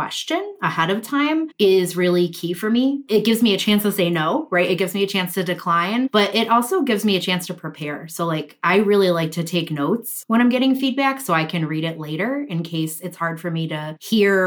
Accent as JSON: {"language": "English", "region": "Midwest", "country": "United States", "accent": "Midwestern", "said": "my Midwestern accent"}